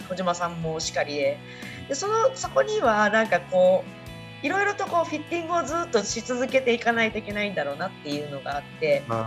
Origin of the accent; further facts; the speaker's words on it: Kagawa, Japan; moved away; 私香川県出身